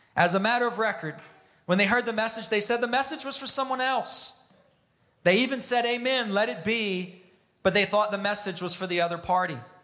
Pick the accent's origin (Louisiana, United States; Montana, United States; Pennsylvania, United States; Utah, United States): Louisiana, United States; South; growing up in South Louisiana